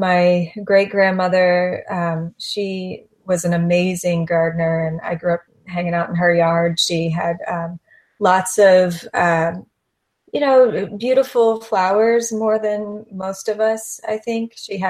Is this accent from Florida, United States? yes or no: yes; Florida, United States; So my family, I'm seventh generation from East Coast of Florida.